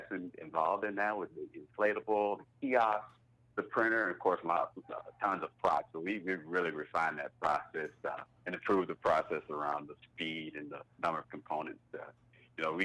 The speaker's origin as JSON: {"language": "English", "town": "Wynne", "region": "Arkansas", "country": "United States", "moved": "as an adult", "lives_now": "Northwest Arkansas, United States", "said": "I'm from Eastern Arkansas, a small place called Wynn, Arkansas"}